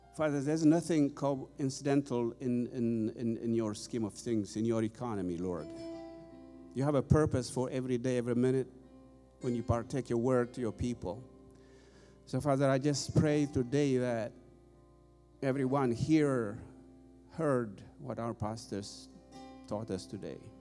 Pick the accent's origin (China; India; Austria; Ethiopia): Ethiopia; moved away as an adult; now in United States; I've been here in the U.S. 25 years, by the way. Originally, I'm from Ethiopia.